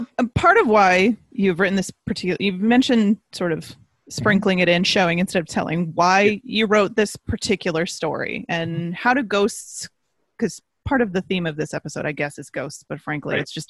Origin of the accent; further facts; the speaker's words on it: Midwest, United States; … and I are both from the Midwest.